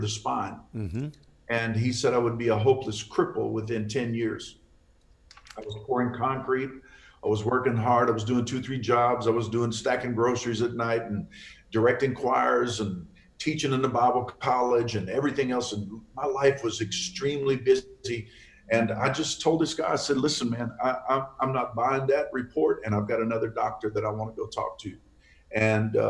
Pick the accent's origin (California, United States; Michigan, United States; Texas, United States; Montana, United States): Texas, United States; Fort Worth; I was raised right here in Fort Worth